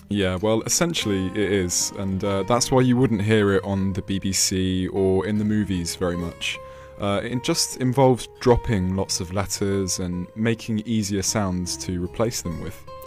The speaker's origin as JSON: {"language": "English", "area": "West Country", "region": "South West England", "country": "United Kingdom", "accent": "West Country", "said": "my mother tongue is West Country accent"}